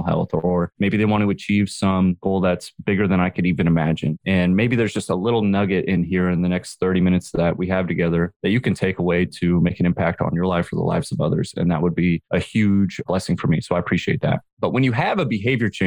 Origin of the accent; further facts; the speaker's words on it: San Jose, California, United States; I grew up in San Jose and I used to skateboard to school